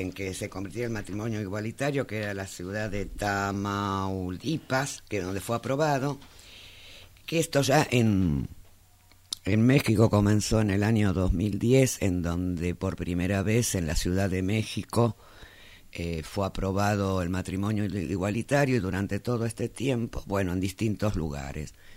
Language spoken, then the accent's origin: Spanish; Argentina; en este país